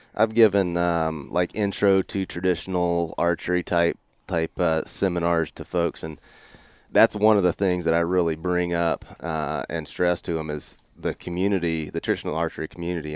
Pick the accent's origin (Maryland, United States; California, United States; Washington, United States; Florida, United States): Florida, United States; Northwest; moved away as an adult; also born or lived in Mississippi; now in Idaho, United States; I grew up in Northwest Florida.